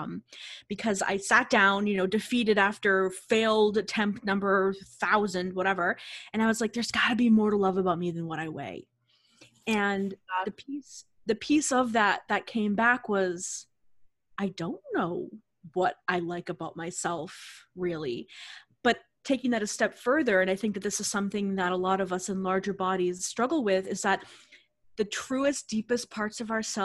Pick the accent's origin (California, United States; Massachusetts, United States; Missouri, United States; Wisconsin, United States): Massachusetts, United States; Boston; I'm from the Boston area